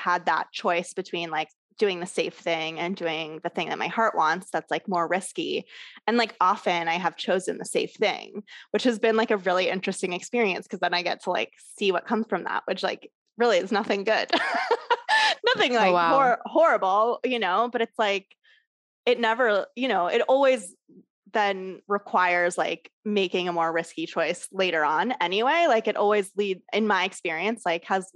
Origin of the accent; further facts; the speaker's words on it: Southern California, United States; moved away as an adult; also born or lived in New York / Los Angeles; now in Asheville, United States; I grew up in Southern California, but then I went to New York for college and then I moved back to LA and I stayed there for like 10 years